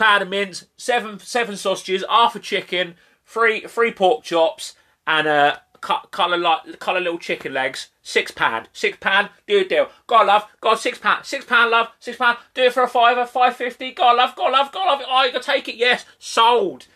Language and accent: English; Kent, South East England, United Kingdom; where I'm from, I was born in Kent. So there's Strood Market and Rochester Market